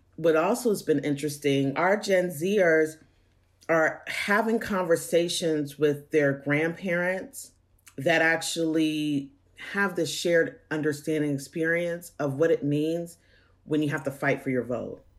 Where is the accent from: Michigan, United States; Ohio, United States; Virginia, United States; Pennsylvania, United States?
Pennsylvania, United States; Pittsburgh; moved away as an adult; also born or lived in Georgia; now in Atlanta, United States; growing up in Pittsburgh